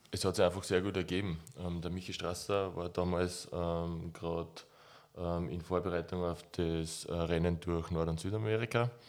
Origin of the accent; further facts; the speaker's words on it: near Weitra, Lower Austria, Austria; Weitra ist fünf Kilometer von dem Ort entfernt, wo ich aufgewachsen bin.